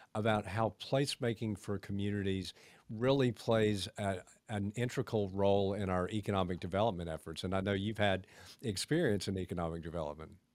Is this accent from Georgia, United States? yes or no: yes; Augusta, Georgia, United States; also born or lived in Atlanta, Georgia / Beaufort, South Carolina; I grew up in Augusta. I went to Atlanta for a while, then Beaufort, South Carolina, and came back